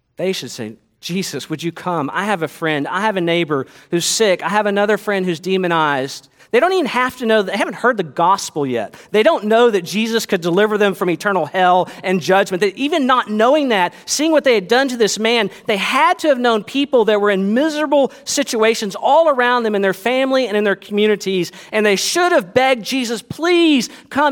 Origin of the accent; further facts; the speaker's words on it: United States; as American Christians